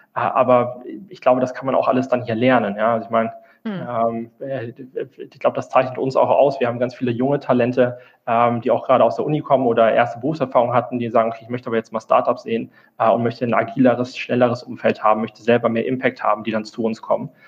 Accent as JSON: {"language": "German", "region": "Rhineland", "country": "Germany", "moved": "as an adult", "lives_now": "Frankfurt, Germany", "said": "ich äh, komme eigentlich aus dem Rheinland"}